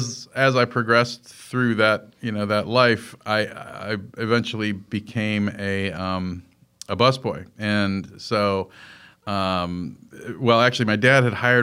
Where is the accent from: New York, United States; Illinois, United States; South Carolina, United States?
Illinois, United States; Melrose Park; I was born in Chicago, Illinois, in an area called Melrose Park. And Melrose Park in that at that time in the late 60s was a really Italian neighborhood, and it was very ethnic, and it was very family-oriented